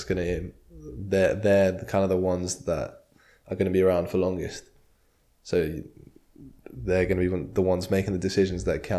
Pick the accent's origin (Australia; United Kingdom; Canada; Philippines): United Kingdom; England; I'm English